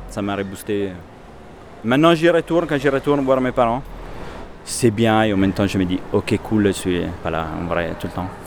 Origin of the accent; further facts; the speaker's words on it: Milan, Lombardy, Italy; French is a second language; moved away as an adult; also born or lived in Paris / Angers / Belgium / Netherlands; now in Lyon, France; Et je viens de Milan, mais ça fait maintenant 13 ans que je suis parti. Et je voyageais un tout petit peu en Europe. Et finalement, je suis fini à Paris, après à Angers, Belgique, Hollande, et après à Lyon